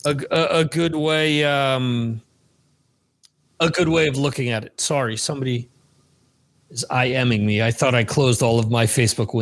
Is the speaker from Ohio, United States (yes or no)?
no; New Jersey, United States; also born or lived in Spain; when I was back in Jersey